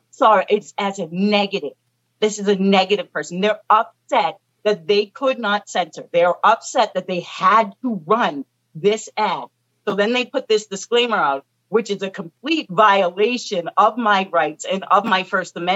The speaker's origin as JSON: {"language": "English", "country": "United States", "said": "As an American, as a strong Black woman"}